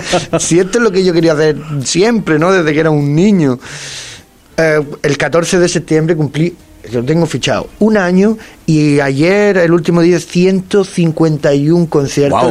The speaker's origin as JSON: {"language": "Spanish", "town": "Águilas", "region": "Region of Murcia", "country": "Spain", "tie": "born or raised there", "said": "En mi pueblo, en, en Águila, en Murcia"}